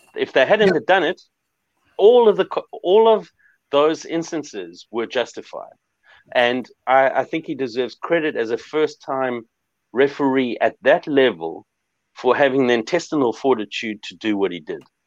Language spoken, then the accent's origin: English; South Africa; I'm a South African